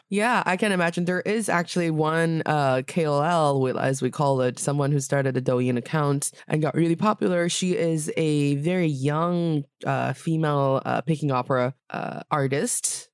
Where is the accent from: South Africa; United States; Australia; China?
China; Northeast China; moved away; my hometown in the northeast part of China